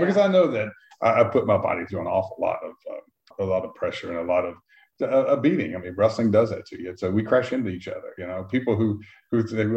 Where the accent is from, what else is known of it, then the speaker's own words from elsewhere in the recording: Brunswick, Georgia, United States; we grew up in Brunswick, Georgia, which was right on the Georgia-Florida line on the coast of Georgia